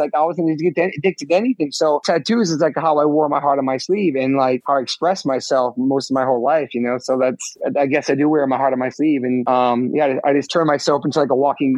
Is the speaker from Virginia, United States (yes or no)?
no; New York, United States; growing up in New York, taking the subways